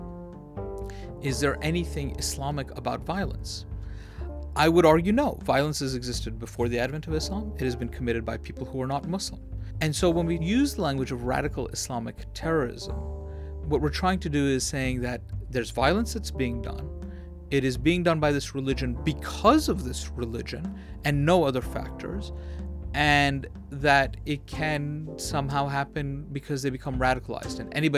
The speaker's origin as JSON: {"language": "English", "region": "New York", "country": "United States", "tie": "born or raised there", "said": "I'm a guy who was born and raised in New York"}